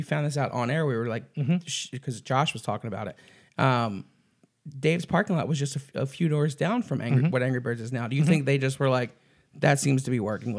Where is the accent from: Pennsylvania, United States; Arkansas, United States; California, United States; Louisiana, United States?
Pennsylvania, United States; Philadelphia; I'm from Philly.